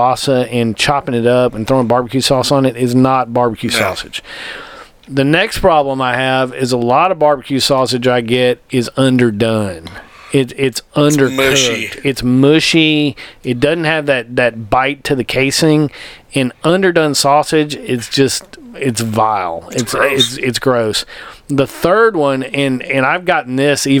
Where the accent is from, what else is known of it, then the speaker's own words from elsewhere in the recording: United States; accent: Southern; also born or lived in North Louisiana / East Texas; I grew up in North Louisiana, East Texas